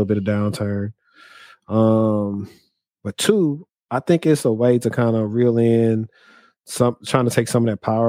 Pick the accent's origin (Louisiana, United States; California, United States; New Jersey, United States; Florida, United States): Louisiana, United States; Shreveport; moved away; also born or lived in Dallas, Texas; my hometown of Shreveport